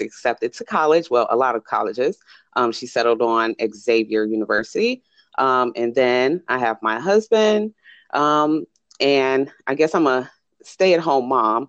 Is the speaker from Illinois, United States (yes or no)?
yes; Chicago, Illinois, United States; moved away as an adult; now in Las Vegas, United States; I'm originally from Chicago. Right now, I reside in Las Vegas